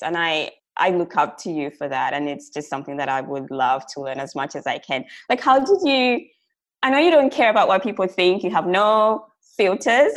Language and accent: English; Zambia; moved away as an adult; now in Australia; so I'm originally from Zambia, which is like a small country in southern Africa. I moved to Australia in 2009